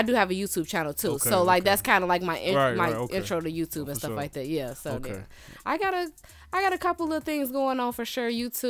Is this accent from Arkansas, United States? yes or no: no; Chicago, Illinois, United States; I'm from out South